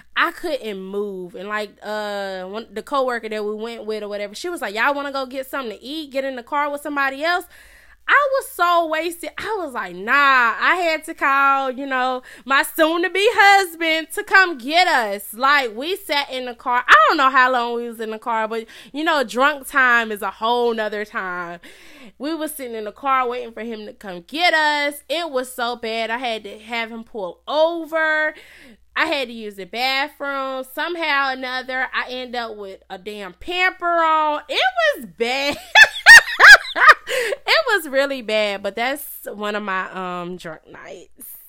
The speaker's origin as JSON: {"language": "English", "town": "Charlotte", "region": "North Carolina", "country": "United States", "tie": "born or raised there", "said": "I was born and raised in Charlotte, North Carolina"}